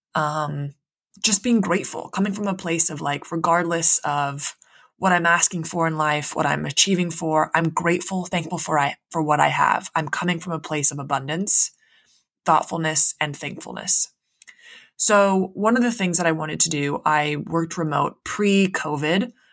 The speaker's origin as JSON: {"language": "English", "region": "Central Coast of California", "country": "United States", "tie": "born or raised there", "also_born_or_lived": "San Diego", "said": "I grew up in the Central Coast. I went to school in the Central Coast of California"}